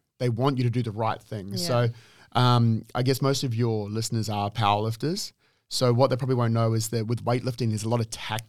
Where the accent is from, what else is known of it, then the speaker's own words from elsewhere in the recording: New Zealand; I'm a Kiwi, if anyone doesn't know.